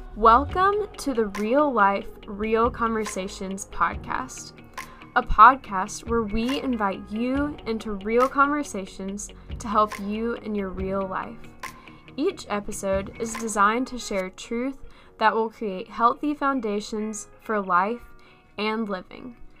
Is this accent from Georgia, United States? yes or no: no; Florence, South Carolina, United States; also born or lived in Memphis, Tennessee; I'm from Florence, South Carolina. Um, technically, I was born in Memphis, Tennessee, but we moved here when I was pretty little, so I'm I'm a South Carolinian in my own mind at least.